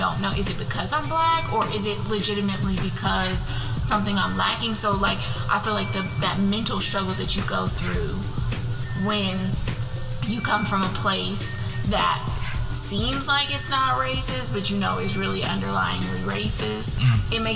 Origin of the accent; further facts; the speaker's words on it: Elko, Nevada, United States; moved away as an adult; also born or lived in Reno, Nevada / Alabama; I was born in Reno, and when I was in kindergarten, like, a little bit after kindergarten, we moved to this very, very small town in northern Nevada called Elko.